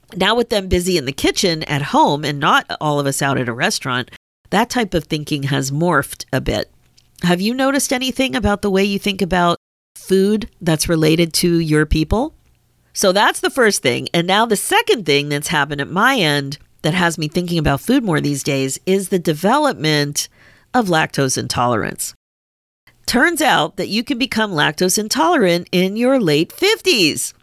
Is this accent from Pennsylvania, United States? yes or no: yes; Pennsylvania, United States; I grew up in Pennsylvania